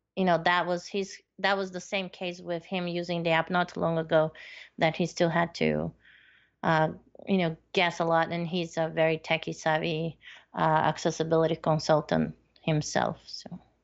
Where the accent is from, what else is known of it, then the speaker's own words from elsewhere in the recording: northern Chile, Chile; moved away; I was born in South America. Yes, and, uh, yeah, so I, I did, when I lived in northern part of Chile